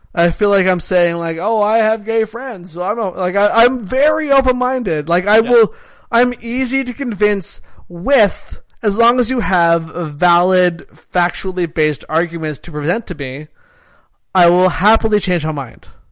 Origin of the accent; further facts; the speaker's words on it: Canada; I'm a Canadian.